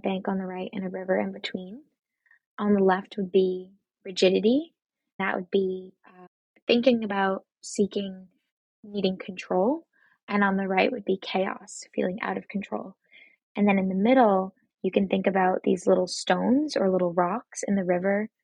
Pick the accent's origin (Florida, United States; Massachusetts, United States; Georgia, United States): Massachusetts, United States; moved away; I am originally from Massachusetts